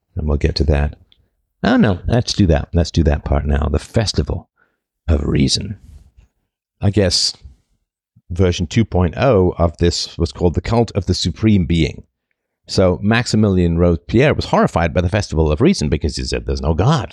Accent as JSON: {"language": "English", "country": "United Kingdom", "accent": "vague British", "said": "my vague British accent"}